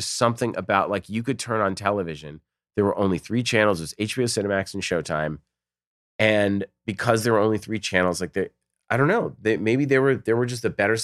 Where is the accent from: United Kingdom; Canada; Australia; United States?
United States; Newton, Massachusetts; I grew up in Newton, which was suburbia, right outside Boston.